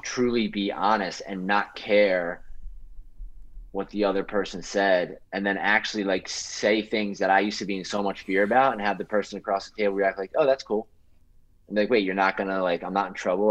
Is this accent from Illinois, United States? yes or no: no; Philadelphia, Pennsylvania, United States; I'm from Philly